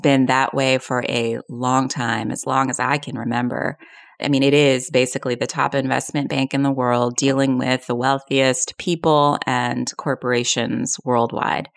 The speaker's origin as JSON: {"language": "English", "area": "Long Island", "region": "New York", "country": "United States", "tie": "born or raised there", "also_born_or_lived": "South Bronx, New York City", "said": "I grew up on Long Island in this predominantly white, uh, area"}